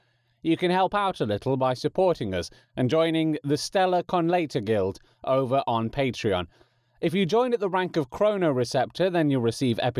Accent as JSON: {"language": "English", "region": "England", "country": "United Kingdom", "accent": "English", "said": "my natural English accent"}